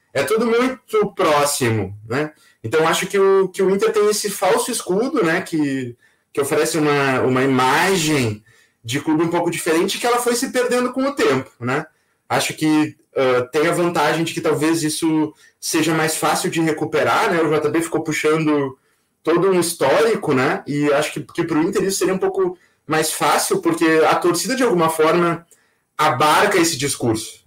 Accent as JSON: {"language": "Portuguese", "town": "Pelotas", "region": "Rio Grande do Sul", "country": "Brazil", "tie": "born or raised there", "also_born_or_lived": "Porto Alegre", "said": "eu nasci em Pelotas"}